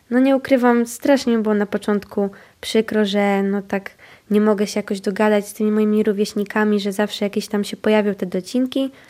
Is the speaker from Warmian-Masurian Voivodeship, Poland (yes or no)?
yes; Warmian-Masurian Voivodeship, Poland; accent: Warmian; słuchały tą moją gwarę, naszą gwarę warmińską, były zaciekawione